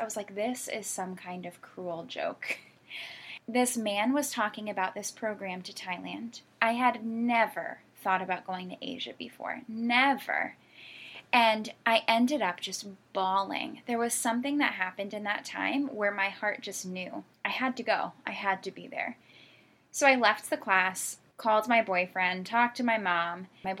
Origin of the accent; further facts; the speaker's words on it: Connecticut, United States; So, like I said … I was born and raised in Connecticut. My family moved a lot.